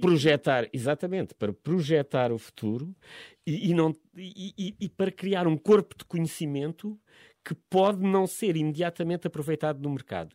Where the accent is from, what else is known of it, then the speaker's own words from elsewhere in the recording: Évora, Alentejo, Portugal; moved away as an adult; now in Lisbon, Portugal; eu não, não sou da, originalmente da, da, zona de Lisboa, sou do, venho do Alentejo, de Évora